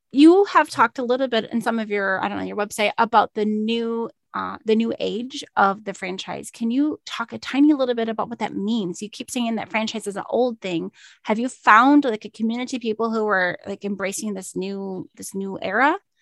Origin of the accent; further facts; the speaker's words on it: Minnesota, United States; I'm from Minnesota.